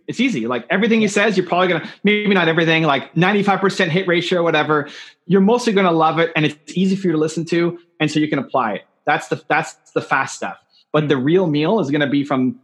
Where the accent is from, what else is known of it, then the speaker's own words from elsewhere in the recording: Canada; I'm from Canada